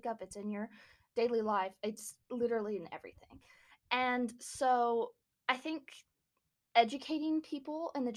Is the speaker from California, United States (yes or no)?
no; Fort Stockton, Texas, United States; I am from Fort Stockton, Texas